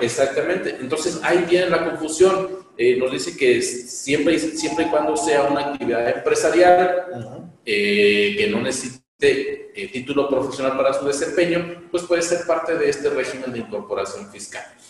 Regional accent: Mexico; como mexicanos

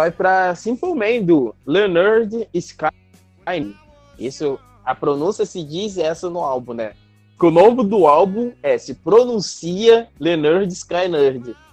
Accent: Rio de Janeiro, Brazil; sou do Brasil, sou carioca.

